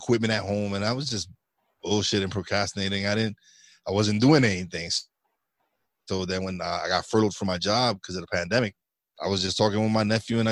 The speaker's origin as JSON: {"language": "English", "town": "New York City", "region": "New York", "country": "United States", "moved": "yes", "lives_now": "Pocono Mountains, Pennsylvania, United States", "said": "I'm originally from Brooklyn, New York. But now I live up in the Pocono Mountains in Pennsylvania"}